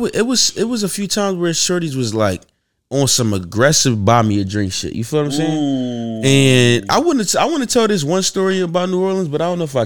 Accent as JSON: {"language": "English", "country": "Yemen", "said": "I'm from Yemen."}